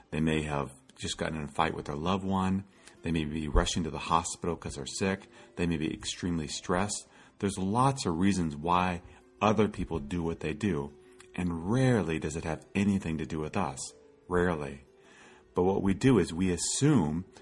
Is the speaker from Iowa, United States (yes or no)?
yes; Iowa, United States; As a child, I grew up in Iowa